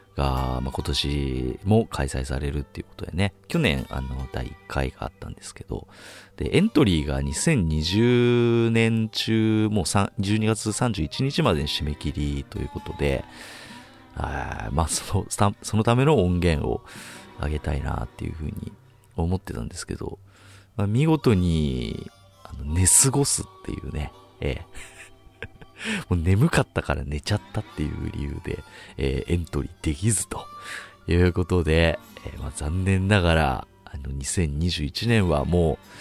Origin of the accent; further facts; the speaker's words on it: Chiba, Japan; 僕と同じ千葉県出身ってことで